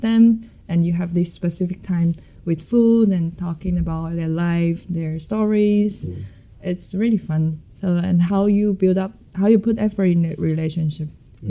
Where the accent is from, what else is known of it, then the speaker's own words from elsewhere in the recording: Taiwan; I'm from Taiwan, a lovely country